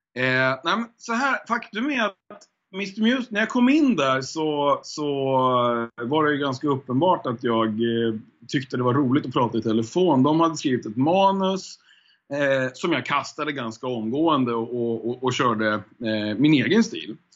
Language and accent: Swedish; Hudiksvall, Gävleborg County, Sweden; now in Stockholm, Sweden; jag är född i Stockholm faktiskt. Och mm. sen mm. så flyttade jag upp till Hälsingland när jag var typ, jag kommer inte ihåg riktigt, men 6-7 någonstans där, kanske 8. Eh, ja, och då var det Hudiksvall som jag eh, växte upp i egentligen, Hälsingland.